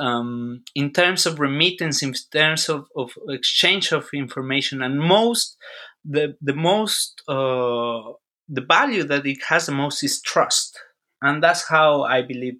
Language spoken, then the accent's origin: English; Mexico; moved away as an adult; also born or lived in Texas; I am from Mexico, but I live in Texas for quite some time, like 8 years.